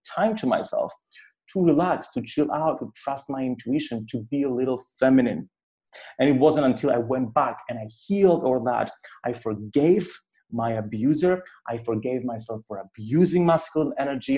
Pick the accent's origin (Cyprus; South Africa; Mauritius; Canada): Cyprus; growing up in Cyprus